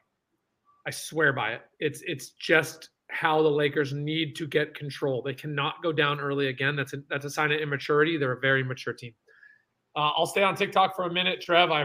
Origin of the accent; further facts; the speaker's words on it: San Francisco, California, United States; I'm from San Francisco.